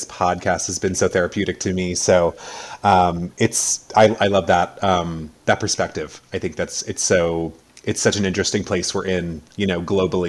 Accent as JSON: {"language": "English", "country": "United States", "tie": "born or raised there", "also_born_or_lived": "New York / Connecticut / Los Angeles / Lake Tahoe", "moved": "as an adult", "lives_now": "California, United States", "said": "I born and raised in New York and Connecticut on the East Coast, you know, for the first, 28 years of my life."}